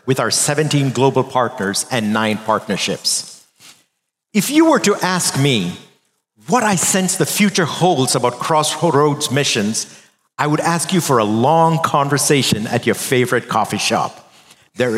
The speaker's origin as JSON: {"language": "English", "country": "India", "tie": "born or raised there", "moved": "yes", "said": "growing up in India as boys, we were three of us brothers"}